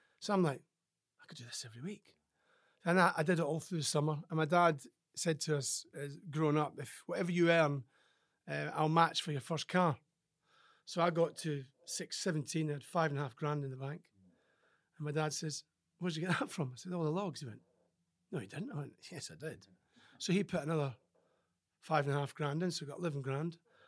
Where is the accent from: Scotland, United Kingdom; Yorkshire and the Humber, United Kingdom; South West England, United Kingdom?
Scotland, United Kingdom; Do you know, my life was pretty good as a farmer's son.